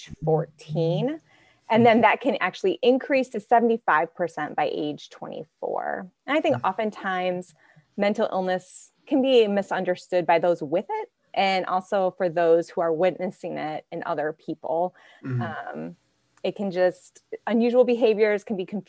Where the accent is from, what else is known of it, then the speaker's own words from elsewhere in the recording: Archbold, Ohio, United States; Archbold, Ohio, a small farming community up in Northwest Ohio.